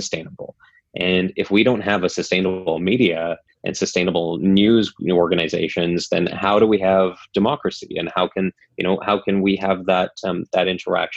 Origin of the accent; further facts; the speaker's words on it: North Shore, British Columbia, Canada; I grew up on the North Shore, and the North Shore News was one of my favorite outlets